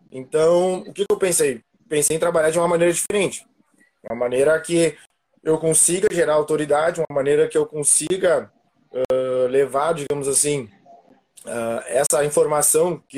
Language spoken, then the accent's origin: Portuguese; Rio Grande do Sul, Brazil; also born or lived in Panambi; como o Samuca falou, sou aqui do Rio Grande do Sul, né? E eu morava antes em Panambi e agora vim para a região metropolitana